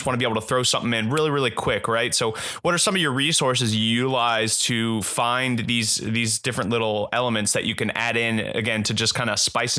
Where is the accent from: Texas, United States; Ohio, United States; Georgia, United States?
Ohio, United States; Cincinnati; moved away; I'm originally from Cincinnati and, my dad's side of the family's from Columbus.